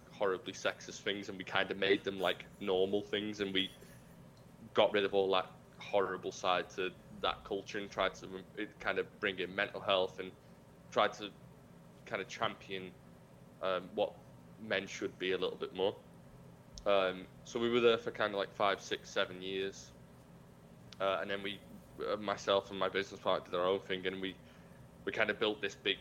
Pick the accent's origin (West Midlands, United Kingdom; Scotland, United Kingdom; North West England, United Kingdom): North West England, United Kingdom; Liverpool; I'm from Liverpool, and Liverpool's a very different part of the United Kingdom